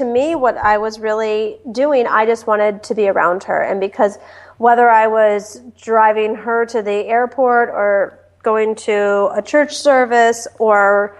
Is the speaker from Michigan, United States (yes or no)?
yes; Detroit, Michigan, United States; moved away as an adult; also born or lived in Washington, D.C.; I was born and raised in Detroit